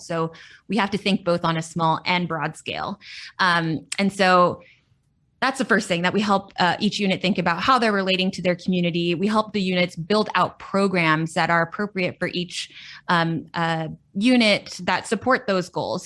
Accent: Central Valley, California, United States; now in Los Angeles, United States; when I was about eight years old, my parents moved up to the Central Valley.

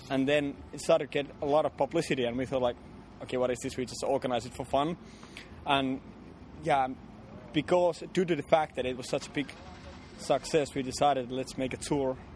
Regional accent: Kajaani, Kainuu, Finland; Yeah, that's yeah, my hometown.

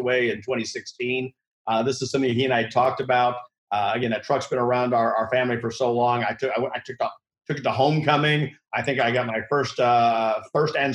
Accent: central Missouri, United States; now in New York, United States; I grew up in Missouri. That's where my roots are, in central Missouri

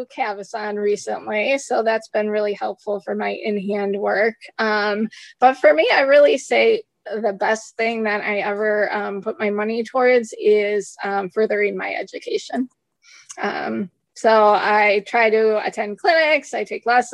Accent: United States; accent: American; my horrible American accent

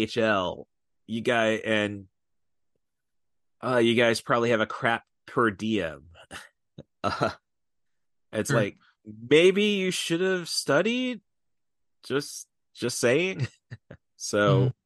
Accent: United States; being an American

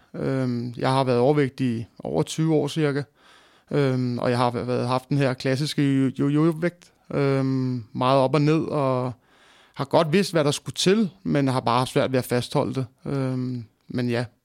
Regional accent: Greve, Zealand, Denmark; jeg er født og opvokset i Greve slash Hundi

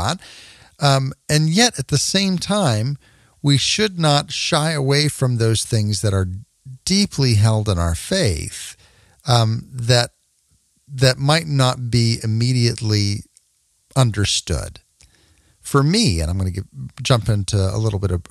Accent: Texas, United States; I grew up in Texas

